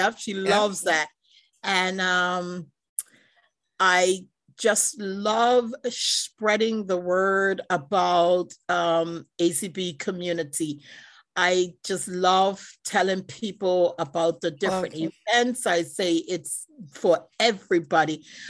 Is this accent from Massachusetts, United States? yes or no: yes; Cambridge, Massachusetts, United States; I would like to say I'm from Massachusetts, Cambridge, Massachusetts